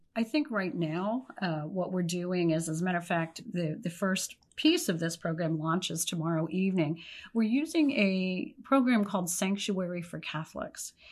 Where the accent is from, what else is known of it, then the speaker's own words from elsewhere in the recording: Pennsylvania, United States; moved away; I was from Pennsylvania